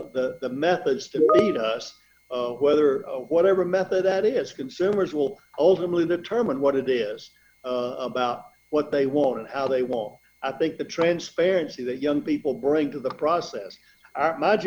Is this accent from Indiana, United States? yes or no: no; Middle Georgia, United States; also born or lived in Ohio / North Carolina; I grew up in Middle Georgia on a diversified row crop farm